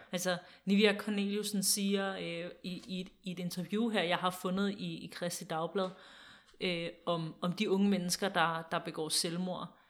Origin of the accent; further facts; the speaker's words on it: Denmark; os som danskere